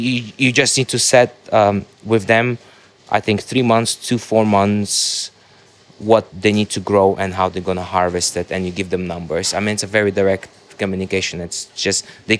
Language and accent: English; Dubai, United Arab Emirates; I grew up in Dubai